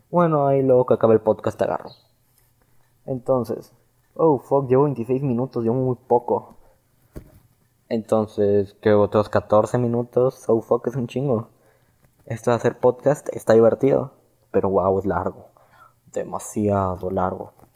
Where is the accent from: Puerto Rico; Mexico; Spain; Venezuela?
Mexico; como celebraríamos un día de independencia, un día aquí en México